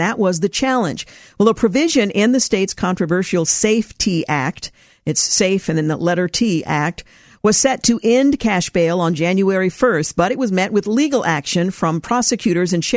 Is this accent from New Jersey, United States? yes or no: no; Portland, Oregon, United States; I'm from the Portland area